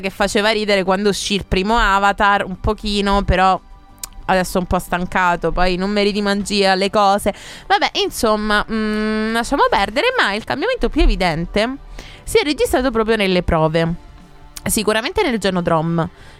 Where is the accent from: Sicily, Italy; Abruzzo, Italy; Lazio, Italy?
Sicily, Italy; Mussomeli; ho ventiquattro anni, vengo da Mussomeli